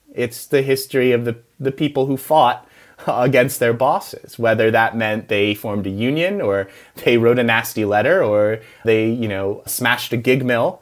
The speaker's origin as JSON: {"language": "English", "country": "United States", "said": "I'm American"}